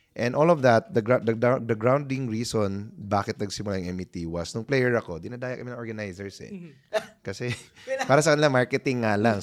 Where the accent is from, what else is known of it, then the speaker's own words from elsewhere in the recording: Cebu, Central Visayas, Philippines; moved away; laking probinsya ako, Cebuano ako. Doon ako nag ano, high school, no? Lumipat ako dito.